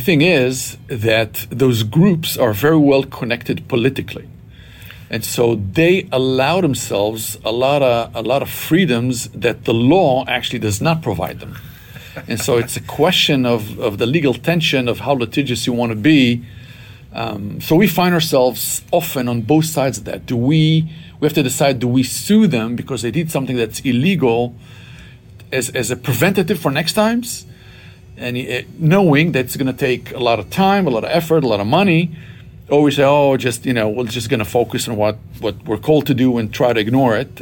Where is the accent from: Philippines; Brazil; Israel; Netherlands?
Israel; moved away; I was born and raised in Israel to uh, what we would call here a traditional Jewish family